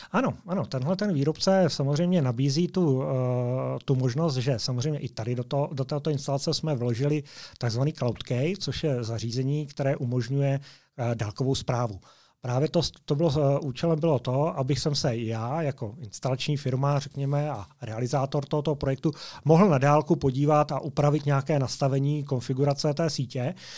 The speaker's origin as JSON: {"language": "Czech", "region": "Moravia", "country": "Czechia", "moved": "as an adult", "lives_now": "Slovakia", "said": "jsem z Moravy"}